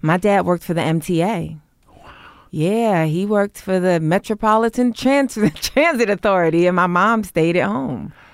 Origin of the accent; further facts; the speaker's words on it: New York City, New York, United States; moved away; also born or lived in Brooklyn; I grew up in Harlem, but I was bussed out